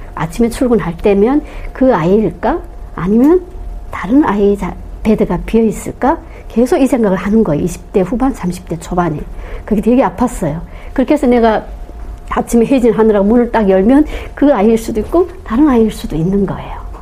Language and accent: Korean; North Korea; moved away as an adult; now in South Korea; 저는 북한에서 온한사의